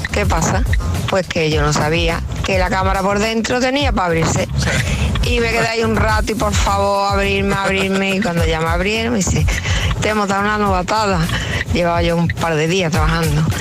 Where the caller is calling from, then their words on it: Fuenlabrada, Community of Madrid, Spain; Buenos días, agitadores. … de Fuenlabrada.